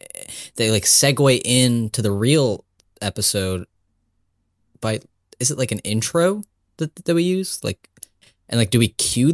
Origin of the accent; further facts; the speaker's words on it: United States; I wouldn't know anything about that as an Indian American.